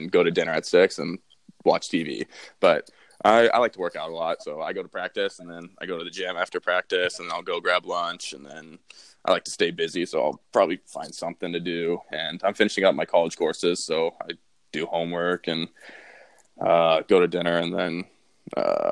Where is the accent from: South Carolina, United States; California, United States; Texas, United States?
Texas, United States; Dallas; moved away; I'm from Dallas, Texas, and I say I play hockey